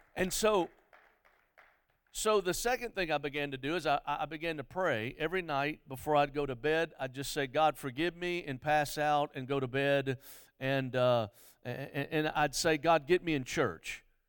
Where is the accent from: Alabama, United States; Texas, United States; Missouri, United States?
Alabama, United States; Mobile; I grew up in Mobile.